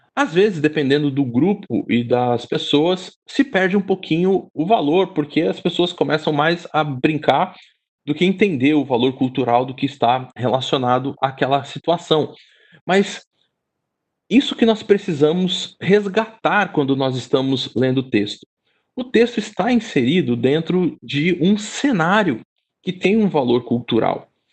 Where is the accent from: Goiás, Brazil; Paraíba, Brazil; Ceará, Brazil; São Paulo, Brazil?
São Paulo, Brazil; sou daqui e sou casado com uma carioca